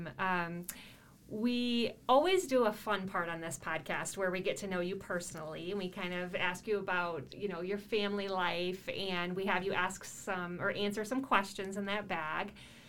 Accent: Rockford, Illinois, United States; when I was growing up on Claremont, on the west end of Rockford by Farm and Fleet

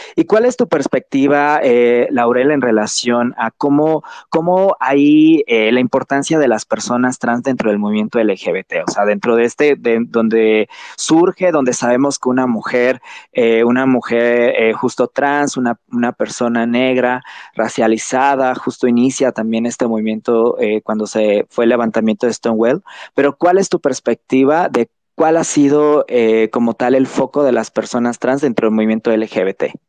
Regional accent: Chetumal, Quintana Roo, Mexico; moved away as an adult; now in Mexico City, Mexico; Yo soy de Chetumal, soy originario de ahí, llevo unos meses ya habitando la Ciudad de México

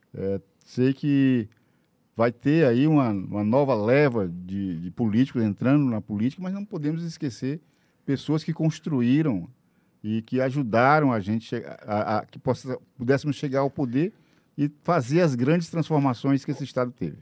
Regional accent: Teresina, Piauí, Brazil; also born or lived in Buriti dos Lopes, Piauí / Parnaíba, Piauí; Eu, como teresinense, Vivo aqui desde os cinco anos de idade

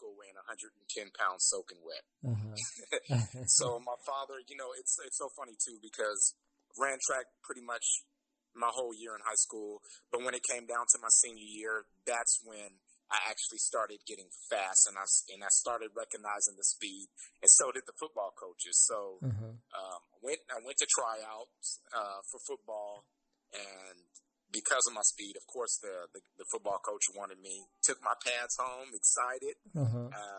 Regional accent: Lemoore, California, United States; I grew up in Lemoore, California, and went to Lemoore High School

